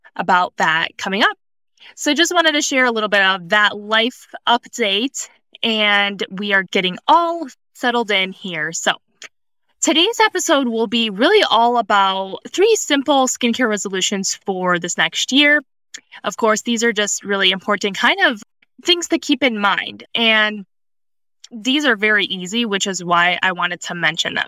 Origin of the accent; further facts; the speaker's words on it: Cleveland, Ohio, United States; moved away as an adult; also born or lived in Southern California; I grew up in the Midwest. I grew up in Cleveland, Ohio